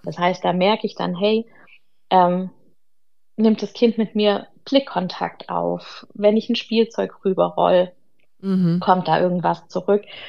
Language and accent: German; Ludwigsburg, Baden-Württemberg, Germany; ich komme aus Ludwigsburg, das ist in der Nähe bei Stuttgart